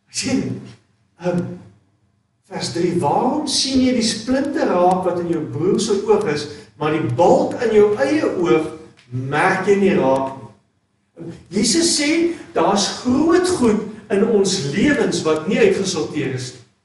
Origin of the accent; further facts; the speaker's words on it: South Africa; as Suid-Afrikaners is ons ongelooflik